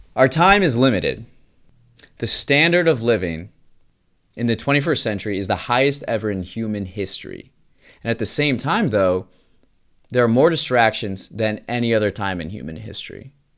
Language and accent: English; United States; I'm just an American man living an experiencing life in the twenty-first century.